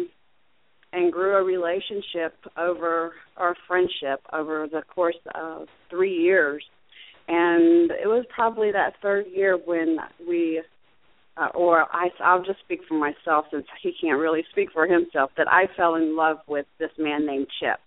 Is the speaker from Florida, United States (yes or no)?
yes; Fort Myers, Florida, United States; also born or lived in Ocala, Florida / Jacksonville, Florida; I was born and raised in Fort Myers, Florida